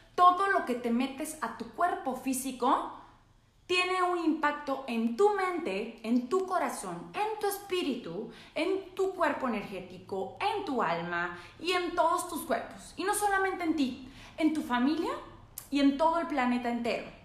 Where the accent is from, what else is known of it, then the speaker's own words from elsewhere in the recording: northern Mexico, Mexico; soy norteña